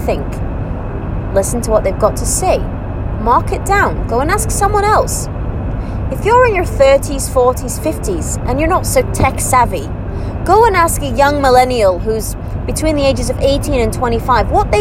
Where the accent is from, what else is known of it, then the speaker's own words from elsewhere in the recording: United Kingdom; moved away as an adult; now in United Arab Emirates; I'm British, born and bred British, but I'm living in the UAE